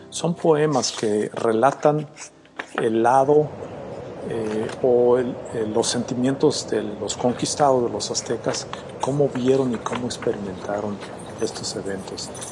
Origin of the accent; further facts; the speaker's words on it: Mexico; now in United States; Nosotros como mexicanos, especialmente los que vivimos acá en Estados Unidos